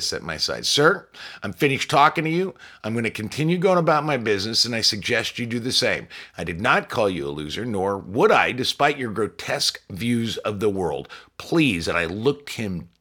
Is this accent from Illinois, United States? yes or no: yes; Chicago, Illinois, United States; I'm from Chicago. Chicago's got a rough reputation, and sure, there are bad things about the place, but after 30 years there